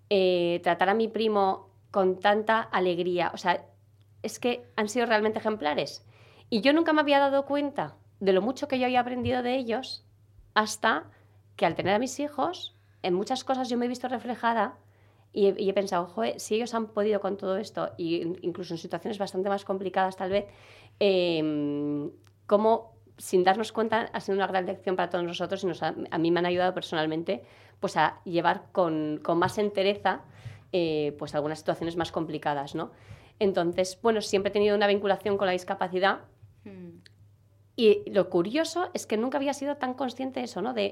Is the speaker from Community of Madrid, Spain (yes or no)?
no; Galicia, Spain; also born or lived in Brussels / Zaragoza; now in Seville, Spain; Yo soy gallega.